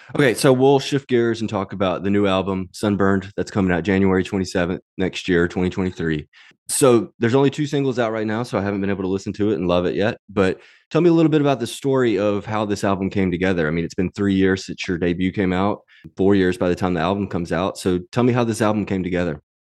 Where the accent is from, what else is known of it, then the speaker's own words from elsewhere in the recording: Mississippi, United States; I grew up in Mississippi